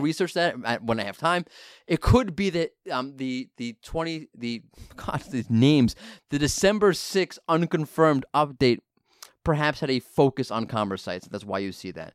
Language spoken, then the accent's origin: English; New York, United States; I'm from New York